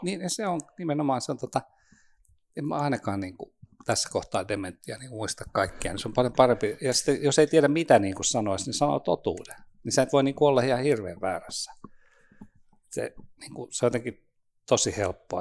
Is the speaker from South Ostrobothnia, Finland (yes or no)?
yes; Nurmo, South Ostrobothnia, Finland; now in Espoo, Finland; Nurmoosta, Etelä-Pohjanmaalta.